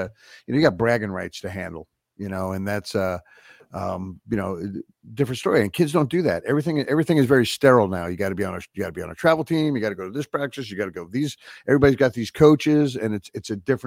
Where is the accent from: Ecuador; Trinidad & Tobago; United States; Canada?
United States; New York; growing up in New York